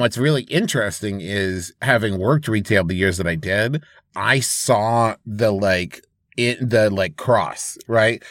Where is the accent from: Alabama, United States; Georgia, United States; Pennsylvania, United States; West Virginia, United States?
West Virginia, United States; Huntington; moved away; my hometown of Huntington, West Virginia